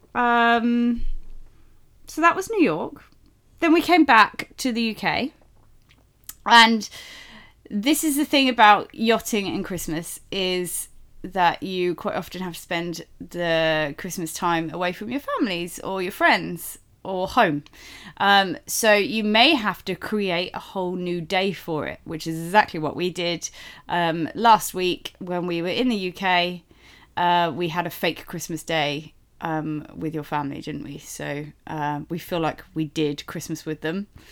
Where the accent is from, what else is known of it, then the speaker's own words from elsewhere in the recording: United Kingdom; we are British, so, uh, but we're actually not from London